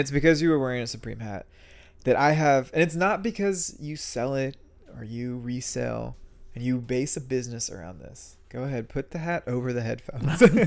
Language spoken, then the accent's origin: English; San Antonio, Texas, United States; also born or lived in New York City; I grew up in San Antonio